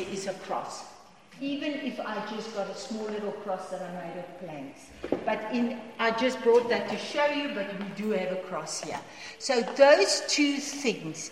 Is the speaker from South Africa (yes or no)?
yes; South Africa; first language Afrikaans; English is a second language; English is my second language, because I'm only I'm a Boerkie, I'm Afrikaans